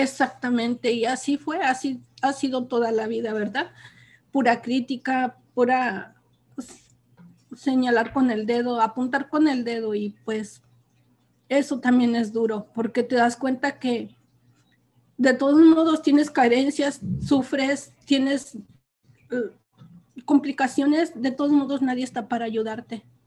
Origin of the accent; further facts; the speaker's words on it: Almoloya, Hidalgo, Mexico; moved away as an adult; now in California, United States; soy de un pueblo de México, del estado de Hidalgo, se llama Almoloya. Ahí pues fue toda mi vida y ahí crecí